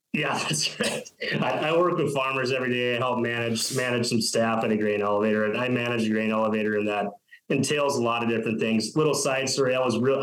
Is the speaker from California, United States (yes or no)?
no; Fairmont, Minnesota, United States; now in North Dakota, United States; growing up in Fairmont, that's like commuting to Mankato every day